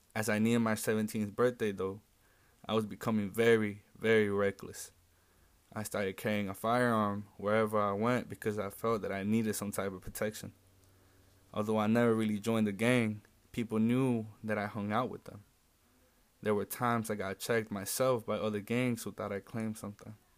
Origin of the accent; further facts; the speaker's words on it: Chicago, Illinois, United States; I grew up in West Englewood ever since I was about ten years old